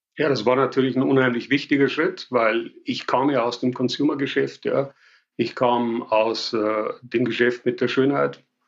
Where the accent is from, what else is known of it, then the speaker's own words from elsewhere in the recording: Passau, Bavaria, Germany; accent: Bavarian; also born or lived in Paris; Ich bin Bayer. Ich glaube, das kann sich nicht verleugnen lassen. Ich sage immer, kann alles außer Hochdeutsch und das wird wohl auch so bleiben. Von daher, ja, ich komme aus Passau in Bayern